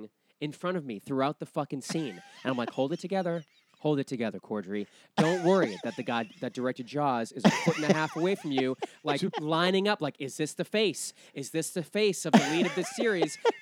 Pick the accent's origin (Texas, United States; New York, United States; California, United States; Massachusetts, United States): Massachusetts, United States; Weymouth; moved away; I'm from Weymouth, which is south of Boston.